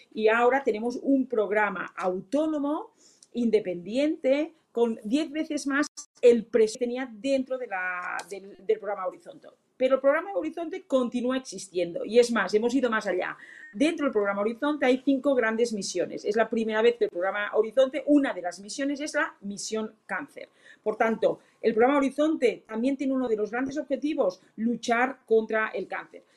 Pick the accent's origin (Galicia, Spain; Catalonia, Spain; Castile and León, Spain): Catalonia, Spain